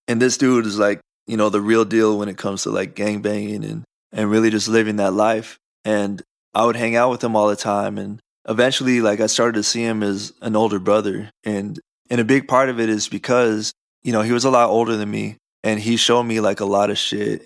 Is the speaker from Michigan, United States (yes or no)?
no; Southern California, United States; we grew up in Southern California